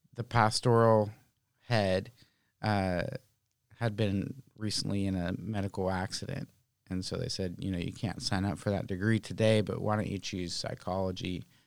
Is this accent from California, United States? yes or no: yes; Oakland, California, United States; now in Santa Rosa, United States; Originally, I'm from Oakland